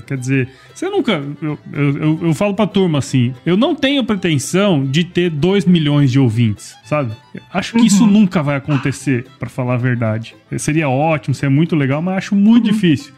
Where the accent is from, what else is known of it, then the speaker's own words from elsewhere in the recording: Mato Grosso, Brazil; also born or lived in São Paulo; eu sou de Mato Grosso